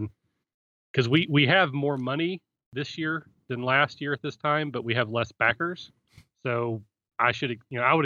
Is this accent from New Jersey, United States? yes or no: no; Kentucky, United States; also born or lived in Cleveland, Ohio; now in Cincinnati, United States; I'm from Kentucky originally